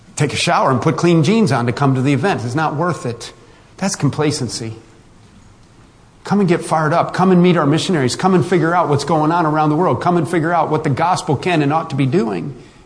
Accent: West Virginia, United States; We're all from West Virginia. We're family

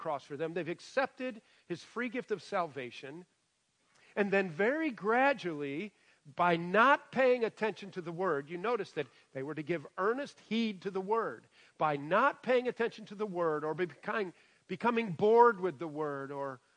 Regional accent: Michigan, United States; now in West Virginia, United States; I grew up in Michigan.

